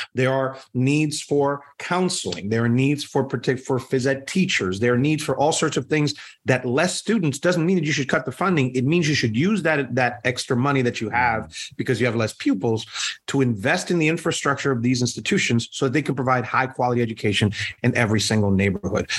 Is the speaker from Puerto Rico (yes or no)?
yes; Puerto Rico; now in United States; I am Puerto Rican. I'm born and raised in Puerto Rico